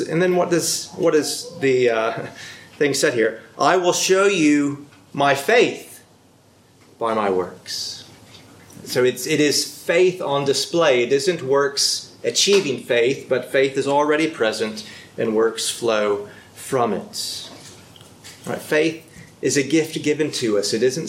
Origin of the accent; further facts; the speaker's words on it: Texas, United States; moved away as an adult; also born or lived in California; now in United Kingdom; No, I'm not from Leeds. I am from Texas originally. And I don't know what I sound like, but not from Leeds. So I grew up in Texas until Texas, California, up into my 20s. Now, would you believe me if I told you I'm a British citizen?